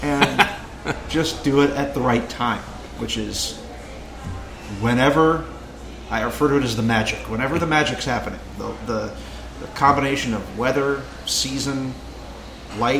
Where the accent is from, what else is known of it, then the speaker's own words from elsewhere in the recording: Lincoln, Nebraska, United States; my hometown, Lincoln, Nebraska.